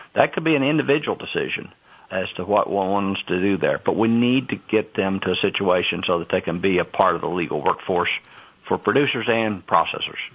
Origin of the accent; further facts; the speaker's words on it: Kentucky, United States; as a kid growing up in Kentucky milking cows uh, 60 years ago